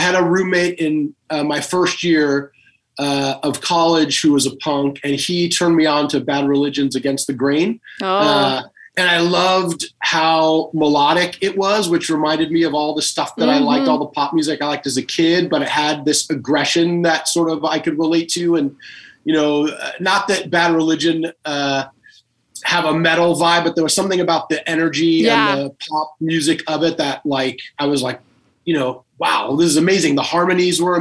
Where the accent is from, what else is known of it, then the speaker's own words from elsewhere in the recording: Los Angeles, California, United States; I grew up in Los Angeles